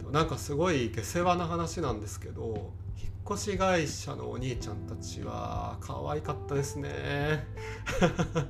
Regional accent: Kanagawa, Japan; also born or lived in Tokyo; 地元が神奈川県なんですけどその神奈川県の東の方なんだけど

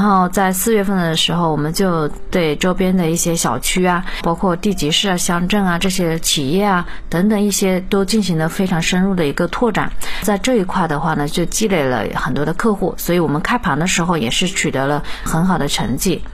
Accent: Shaoyang, Hunan, China; 我是八零尾的，八九年的，我也是湖南人，邵阳那边的。父母的话呢，都是务农，家庭条件应该不是特别好吧，农村家庭

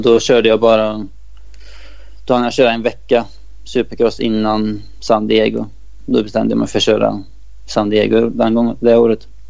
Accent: Sweden; moved away

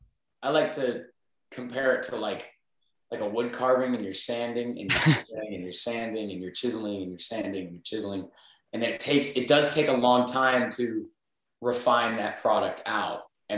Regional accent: Northern Illinois, United States; moved away as an adult; now in Nashville, United States; I grew up in Northern Illinois.

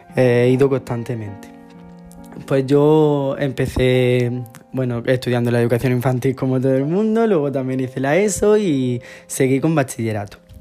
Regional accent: Águilas, Region of Murcia, Spain; also born or lived in Lorca / Jaén; Yo nací en Lorca, en un pueblo de Murcia, y me he criado en un pueblo de al lado, de la costa, en Murcia también. Se llama Águila

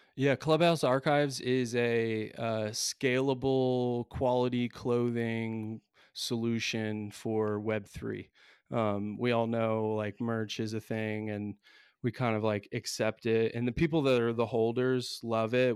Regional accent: Indiana, United States; I'm from the States, Indiana, I teach in a public high school

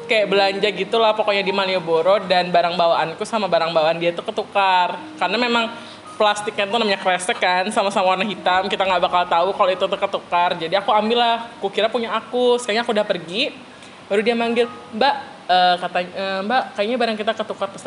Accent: Kalimantan, Indonesia; dan ternyata aku bilang aku orang sini aku orang Kalimantan terus aku tanya lah karena kan di Kalimantan tuh nggak ada sih orang-orang

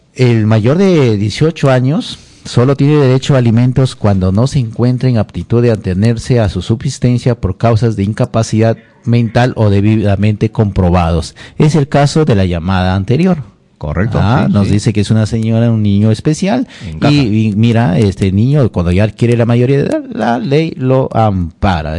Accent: Jumbilla, Amazonas, Peru; moved away; also born or lived in Lima; de mi tierra Jumbilla, Bongará, de mi tierra Jumbilla, hermosa

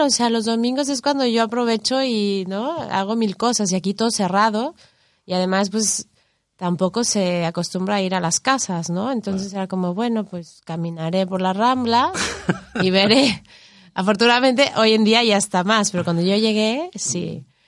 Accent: Mexico City, Mexico; also born or lived in Miami; now in Spain; yo soy de la Ciudad de México, y luego viví en Miami

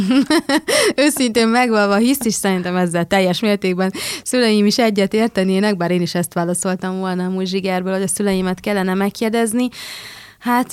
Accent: Budapest, Hungary; Én ugye Budapesten születtem, Budapesten jártam gimnáziumba

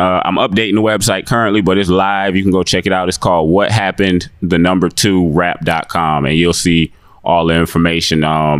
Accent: Atlanta, Georgia, United States; I'm out of Atlanta, born and raised on the West Side, the West End to be exact.

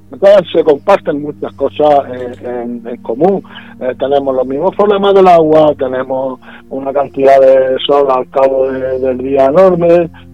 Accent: Puerto Lumbrera, Region of Murcia, Spain; yo soy de Puerto Lumbrera, yo soy lumbrerense, yo soy de Murcia, soy murciano

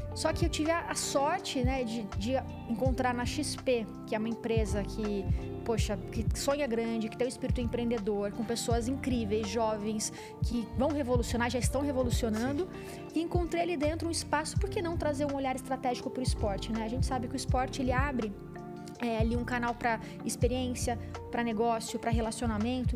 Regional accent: Barretos, São Paulo, Brazil; eu venho né, do interior de São Paulo, de Barretos também

